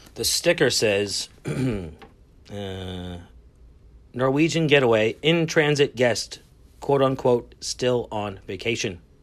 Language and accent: English; Lynn, Massachusetts, United States; I am from Lynn